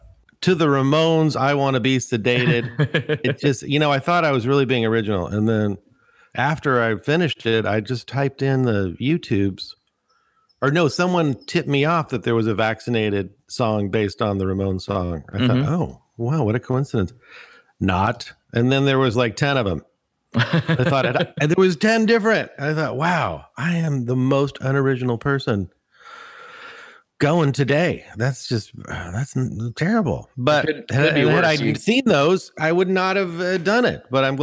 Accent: Bay Area, California, United States; Bastion, just down the street, down in the Bay Area.

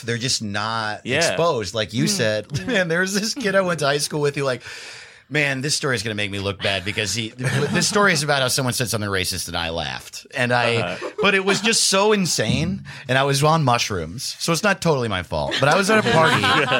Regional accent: Greenwood Lake, New York, United States; now in Los Angeles, United States; My hometown is called Greenwood Lake, New York. It has one stoplight, no grocery store, very small town.

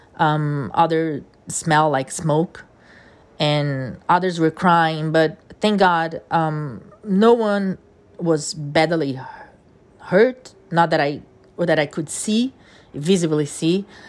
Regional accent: Brazil; first language Portuguese; English is a second language; moved away as an adult; now in New York, United States; I was born in Brazil and my first language is Portuguese

